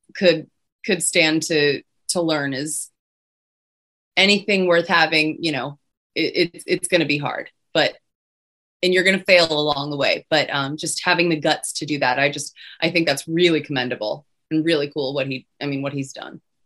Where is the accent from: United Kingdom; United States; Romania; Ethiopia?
United States; Pittsburgh, Pennsylvania; moved away; I'm originally from Pittsburgh